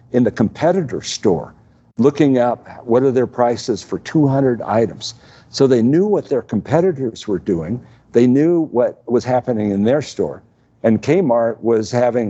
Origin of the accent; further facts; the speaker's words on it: Midwest, United States; I grew up in the Midwest with you